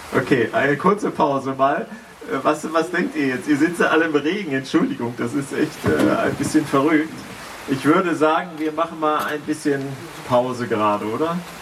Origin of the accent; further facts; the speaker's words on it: Schleswig-Holstein, Germany; wir sind als Schleswig-Holsteiner